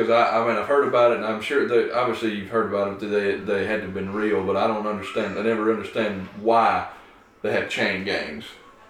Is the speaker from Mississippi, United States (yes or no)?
yes; Mississippi, United States; We're from Mississippi.